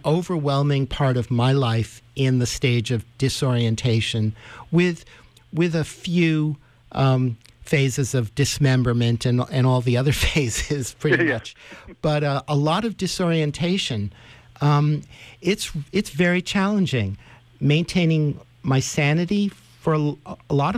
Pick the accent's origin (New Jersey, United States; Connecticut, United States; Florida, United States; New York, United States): New York, United States; New York City; also born or lived in Spain; growing up in New York City.